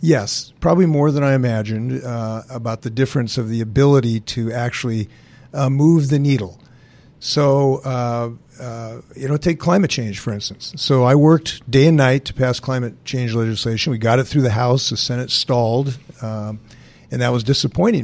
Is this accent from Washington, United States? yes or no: yes; Western Washington, United States; also born or lived in Bainbridge Island; Trudy and I grew up in Western Washington